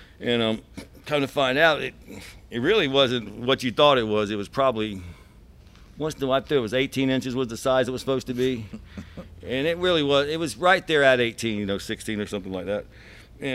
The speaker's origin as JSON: {"language": "English", "town": "Miami", "region": "Florida", "country": "United States", "tie": "born or raised there", "said": "I was born in Florida, Miami, and I've lived here my whole life"}